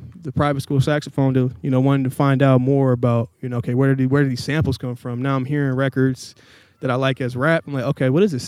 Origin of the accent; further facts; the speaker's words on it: Portland, Oregon, United States; also born or lived in Tacoma, Washington / Tualatin, Oregon; I claim Portland. I was born here. My dad got a job. We moved up to Tacoma in like 98. So I was up there until middle school. Came back here like 03, 04, I believe.